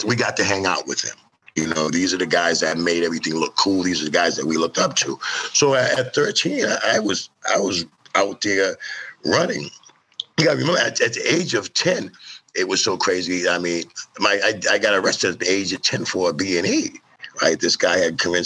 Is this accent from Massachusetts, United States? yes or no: yes; Lowell, Massachusetts, United States; I'm from Lowell, Mass. I grew up in a family. It was seven of us in a four-bedroom apartment in the projects in Lowell